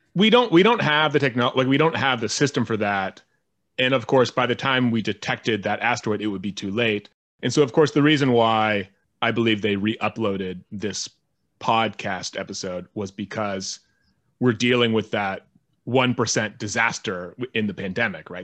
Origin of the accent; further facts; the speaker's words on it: United States; an American who lives in this world where war does exist